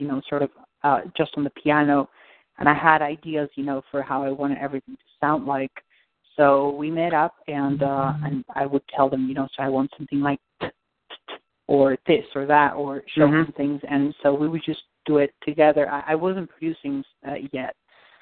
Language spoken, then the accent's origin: English; Argentina; moved away; I'm from Argentina